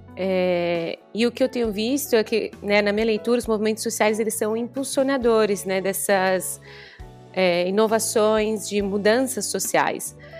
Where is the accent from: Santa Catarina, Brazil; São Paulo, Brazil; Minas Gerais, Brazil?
São Paulo, Brazil; moved away as an adult; also born or lived in Rio de Janeiro; now in Sicily, Italy; eu sou de São Paulo, estou finalizando meu doutorado no Rio e hoje me encontro aqui no sul da Itália, na Sicília